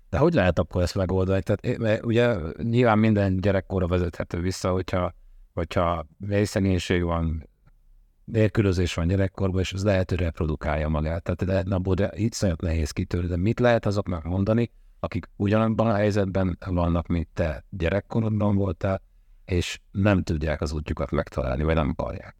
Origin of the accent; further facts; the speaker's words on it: Hungary; attól vagyok én magyar, hogy én itt születtem, itt szocializálódtam